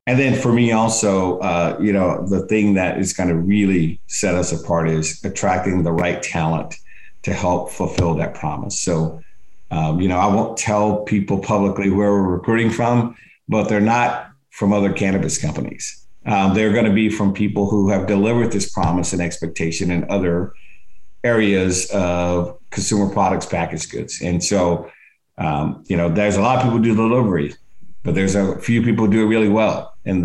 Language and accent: English; Alabama, United States; moved away; I grew up in Alabama